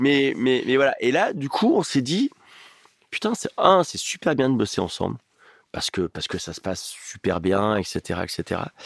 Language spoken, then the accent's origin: French; Oyonnax, Auvergne-Rhône-Alpes, France; moved away; Ma mère, elle habite à Oyonnax, là où j'ai grandi dans le département de l'Ain.